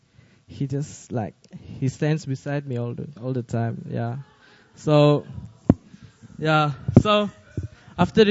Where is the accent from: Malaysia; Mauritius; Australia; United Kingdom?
Malaysia; now in Seoul, South Korea; I'm from Malaysia